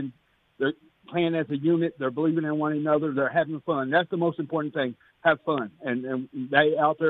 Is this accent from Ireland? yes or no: no; Indianapolis, Indiana, United States; my hometown Pacers